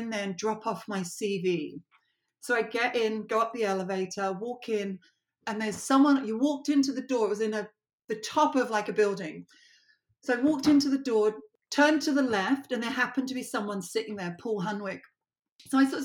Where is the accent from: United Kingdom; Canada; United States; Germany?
United Kingdom; London; moved away; I grew up in Southwest London